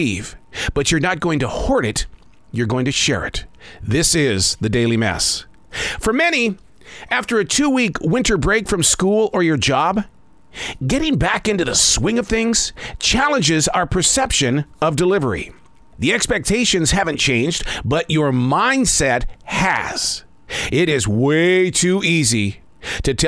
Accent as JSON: {"language": "English", "region": "Montana", "country": "United States", "tie": "born or raised there", "said": "I grew up in the state of Montana fearing the sound of thunder"}